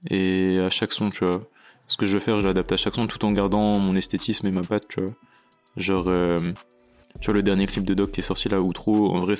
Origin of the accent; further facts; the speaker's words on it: Chatou, Île-de-France, France; born there; also born or lived in Tokyo, Japan; Moi tu vois, je suis né à Chatou, dans le 78.